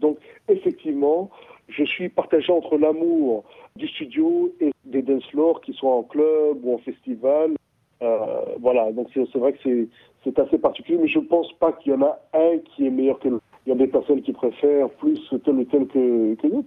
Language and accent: French; Bria, Haute-Kotto, Central African Republic; moved away; j'ai grandi à Bria. Donc Bria, c'est l'est de la RCA.